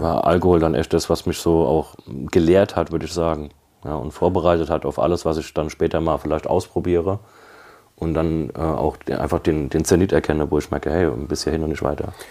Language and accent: German; Kaiserslautern, Rhineland-Palatinate, Germany; ich komme aus Kaiserslautern. Also ist eine, eine Säuferstadt, würde ich jetzt mal sagen